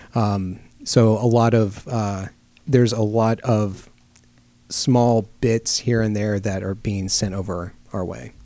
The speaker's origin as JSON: {"language": "English", "town": "Lake Charles", "region": "Louisiana", "country": "United States", "tie": "born or raised there", "said": "I grew up reading our uh, daily newspaper in my hometown of Lake Charles, mm-hmm. Louisiana"}